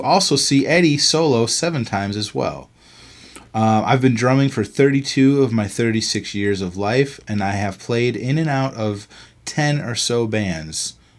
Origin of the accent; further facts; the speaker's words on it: Sydney, New South Wales, Australia; I'm from Sydney, Australia.